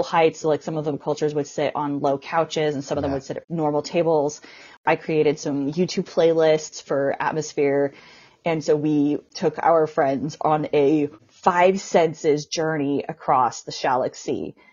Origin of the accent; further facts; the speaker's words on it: United States; I'm from the United States.